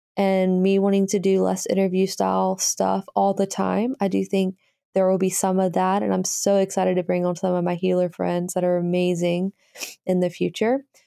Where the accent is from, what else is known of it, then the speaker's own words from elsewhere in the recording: Birmingham, Alabama, United States; Birmingham, Alabama is where I'm from